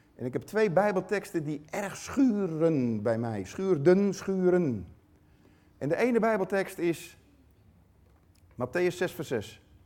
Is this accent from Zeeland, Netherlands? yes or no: yes; Tholen, Zeeland, Netherlands; van het eiland Tola.